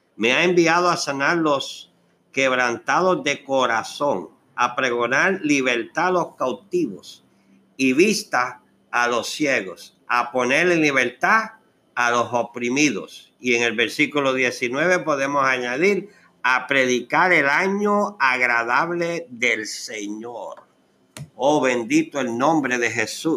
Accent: Puerto Rico; moved away as an adult; yo tuve Ah, la oportunidad de casarme en Puerto Rico para aquella época, en el 1976. Y me ingresé en el ejército. Salí de Puerto Rico con una herida

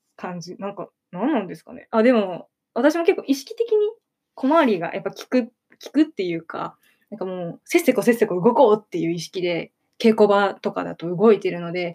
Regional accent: Ibaraki, Japan; 出身は茨城県ですね。

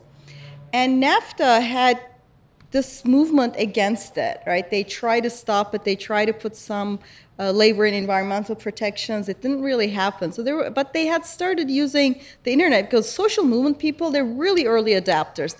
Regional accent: Istanbul, Turkey; So I grew up in Istanbul, right? And I grew up in Turkey

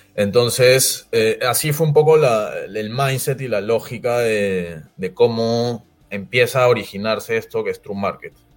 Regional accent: Peru; en el Perú, que somos un país agroindustrial netamente

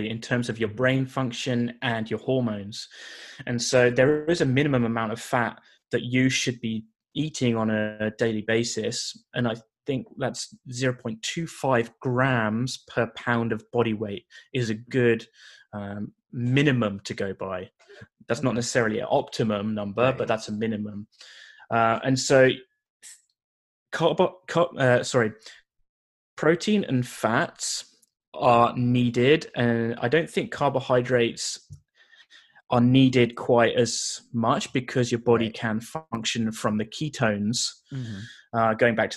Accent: United Kingdom; now in Canada; being a British guy living in Canada

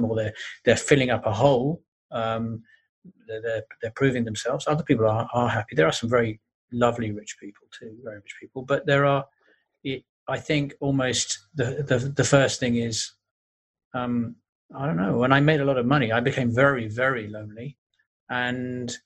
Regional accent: London, United Kingdom; I grew up in North London

